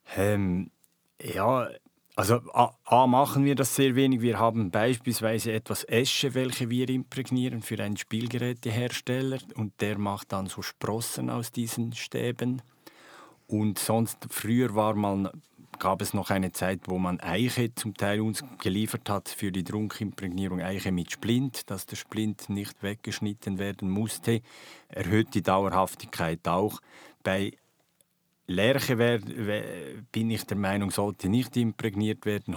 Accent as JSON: {"language": "German", "country": "Switzerland", "said": "bei uns in der Schweiz"}